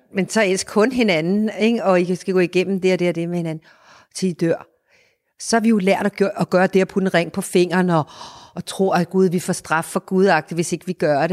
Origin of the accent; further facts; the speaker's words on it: Denmark; vi danskere